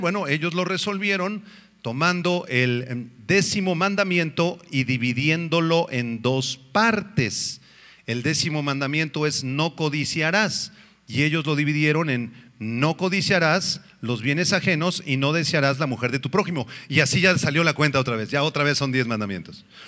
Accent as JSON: {"language": "Spanish", "country": "Mexico", "said": "vivimos en un país hermoso, un país bello en el cual Dios nos concedió el privilegio de nacer, a los que somos mexicanos"}